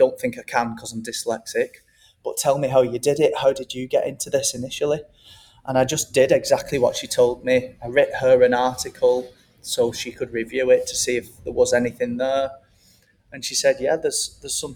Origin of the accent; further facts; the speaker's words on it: Wigan, North West England, United Kingdom; moved away as an adult; also born or lived in Manchester / London / Australia; now in Mexico; my hometown Wigan